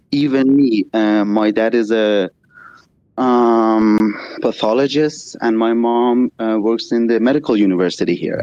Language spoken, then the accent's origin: English; Iran; I'm from Iran. It's actually two thirty here.